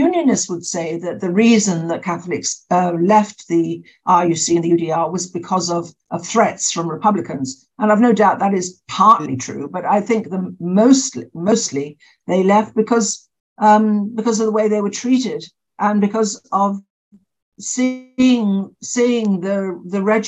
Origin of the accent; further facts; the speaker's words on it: United Kingdom; now in Northern Ireland, United Kingdom; I'm British. I mean, I'm still British.